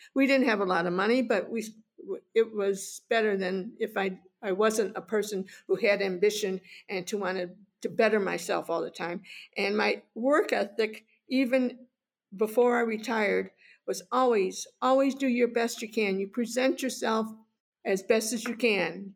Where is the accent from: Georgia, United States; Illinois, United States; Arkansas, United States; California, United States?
Illinois, United States; Chicago; I grew up in Chicago